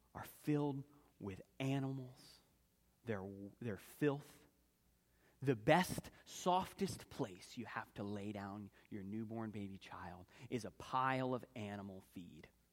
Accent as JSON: {"language": "English", "town": "Philadelphia", "region": "Pennsylvania", "country": "United States", "tie": "born or raised there", "said": "growing up in Philadelphia, my father worked in the arts community"}